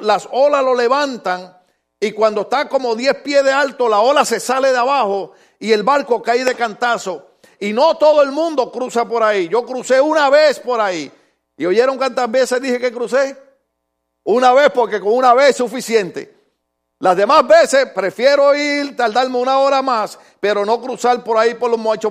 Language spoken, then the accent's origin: Spanish; Puerto Rico; En mi país hay un lugar, una islita que se llama Caja de Muertos